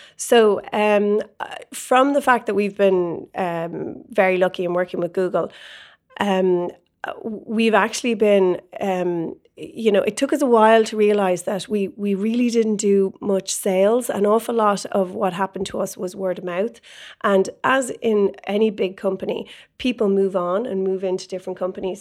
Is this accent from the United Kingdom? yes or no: no; Ireland; moved away as an adult; now in San Francisco, United States; being Irish, you have a lot of Irish contacts